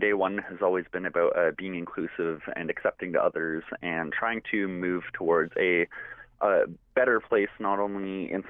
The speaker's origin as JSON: {"language": "English", "town": "London", "region": "Ontario", "country": "Canada", "said": "I'm a 17-year-old youth from here in London. I am First Nations from the United Nations of the Thames"}